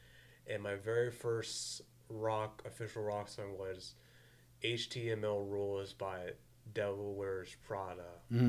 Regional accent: New Jersey, United States; moved away; also born or lived in Latrobe, Pennsylvania; I'm originally from Jersey.

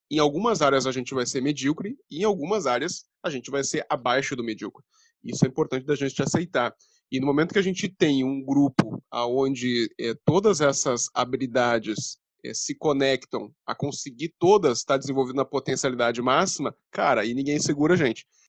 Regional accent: Rio Grande, Rio Grande do Sul, Brazil; Eu nasci em Rio Grande, aqui que é Rio Grande do Sul

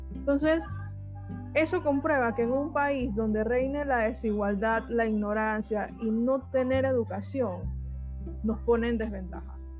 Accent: Bocas del Toro, Panama; donde yo vengo en Bocas del Toro

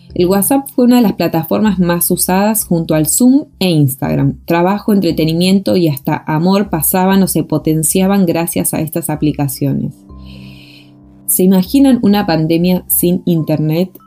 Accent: Argentina; moved away as an adult; now in Chile; soy artista y gestora argentina y me encuentro viviendo en Chile desde 2015

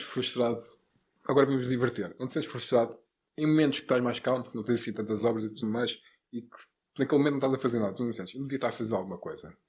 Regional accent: Lisbon, Portugal; Lisboa, Parque das Nações

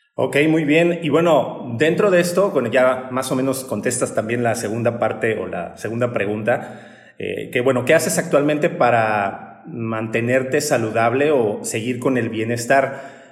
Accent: Mexico; estos paradigmas que tenemos como sociedad mexicana

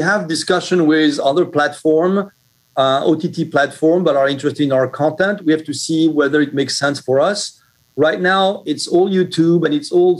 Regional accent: Brooklyn, New York, United States; Well, actually, Richard, I'm originally from Brooklyn, New York.

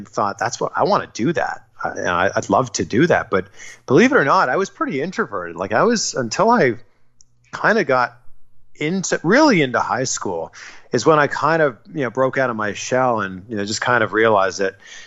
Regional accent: Toronto, Ontario, Canada; moved away as an adult; also born or lived in Vancouver; now in Miami, United States; Toronto's my hometown

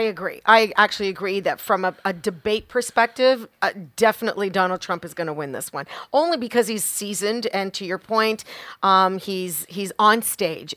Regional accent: Canada; as a Canadian, I am so extremely proud to be Canadian

